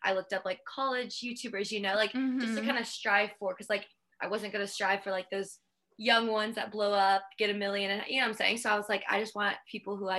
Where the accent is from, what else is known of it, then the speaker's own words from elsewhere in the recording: Canton, Georgia, United States; moved away as an adult; now in Columbia, South Carolina, United States; I'm from Georgia. I always say Atlanta because I'm like 20 minutes from it